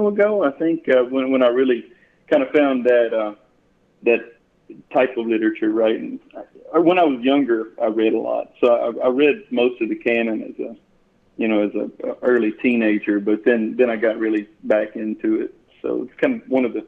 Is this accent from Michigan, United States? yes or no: no; Hull, Texas, United States; I grew up in a little county called Liberty County, a little town called Hull, Texas, small town